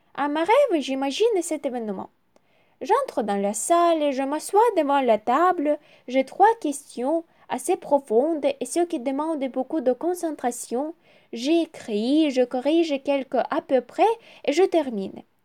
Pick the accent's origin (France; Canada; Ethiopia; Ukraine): Ukraine; French is a second language; also born or lived in Kyiv; je suis ukrainienne, j'habite à Kiev